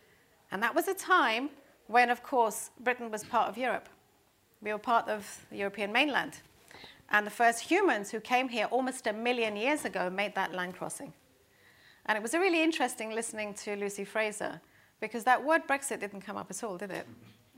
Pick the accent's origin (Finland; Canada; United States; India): India; now in London, United Kingdom; Interestingly enough, as an Indian citizen, so there's a whole, you know, legacy of foreigners helping shape British policy on sustainability issues and other issues.